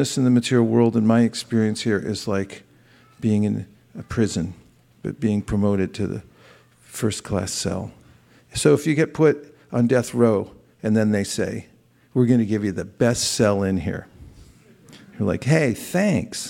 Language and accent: English; California, United States; I grew up in California. They fed me avocados and artichokes when I was a kid, and I thought, yeah, I'm a Californian